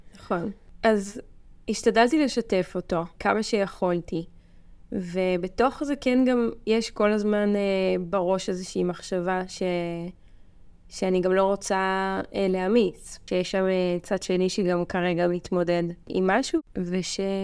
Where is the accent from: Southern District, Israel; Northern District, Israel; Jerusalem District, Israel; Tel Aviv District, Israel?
Jerusalem District, Israel; Mevaseret Zion; now in Kibbutz Dan, Israel; במקור אני ממבשרת ציון